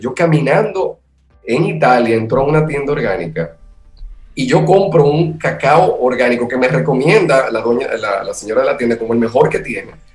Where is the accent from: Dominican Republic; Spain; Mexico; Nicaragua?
Dominican Republic; nosotros como dominicanos